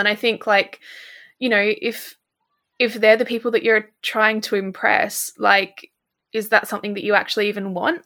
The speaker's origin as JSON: {"language": "English", "country": "Australia", "moved": "yes", "lives_now": "United Kingdom", "said": "I live in the U K, but I'm originally from Australia"}